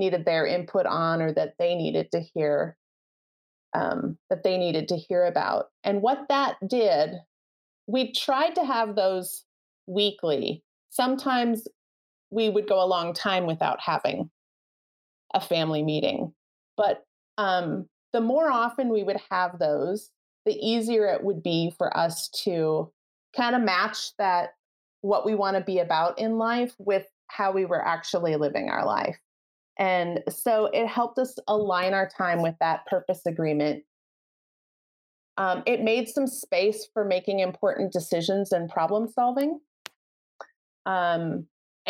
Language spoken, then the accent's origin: English; Midwest, United States; We're from the Midwest